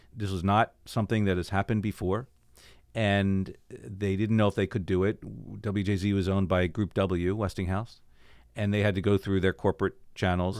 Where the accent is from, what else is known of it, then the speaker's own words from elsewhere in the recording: Baltimore, Maryland, United States; moved away as an adult; also born or lived in Pikesville, Maryland; now in Northern Virginia, United States; I grew up in Baltimore, uh, so I'm now in the Northern Virginia area